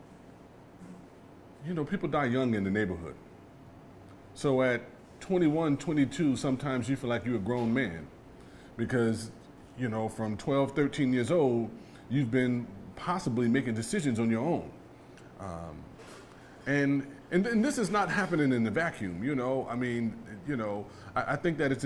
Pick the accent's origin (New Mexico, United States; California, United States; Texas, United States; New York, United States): California, United States; Los Angeles; I was from the Jordan Downs, I was automatically associated with being from Grape Street